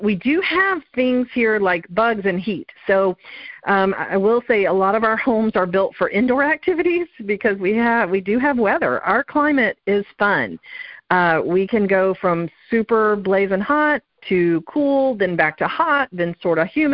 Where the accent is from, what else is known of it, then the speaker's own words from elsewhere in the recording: Florida, United States; also born or lived in Southern California; now in Dallas-Fort Worth, United States; And I grew up in Florida, which was 100% flat, and when I moved to Southern California